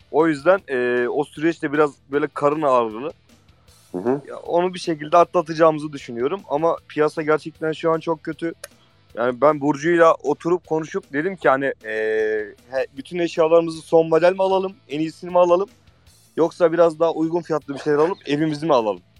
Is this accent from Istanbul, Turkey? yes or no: no; Emirdağ, Afyonkarahisar, Turkey; Ben Ege bölgesinde ben, de. Ben de Emirdağlıyım mesela. Afyon